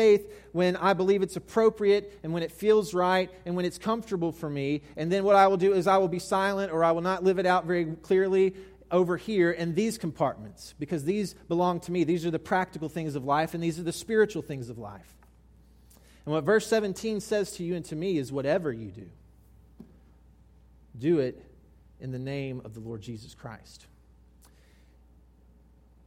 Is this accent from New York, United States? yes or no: no; South Mississippi, United States; I grew up in South Mississippi